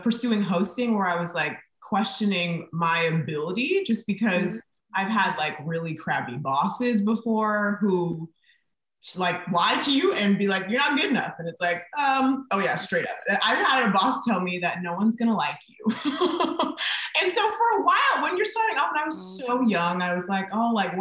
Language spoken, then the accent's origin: English; Napa, California, United States; also born or lived in Bay Area; I went to high school in Napa